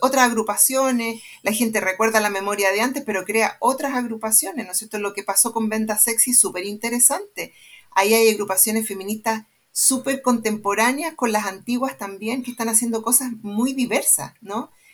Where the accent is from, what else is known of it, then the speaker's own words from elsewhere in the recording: Santiago, Santiago Metropolitan Region, Chile; estudié en el Manuel de Salas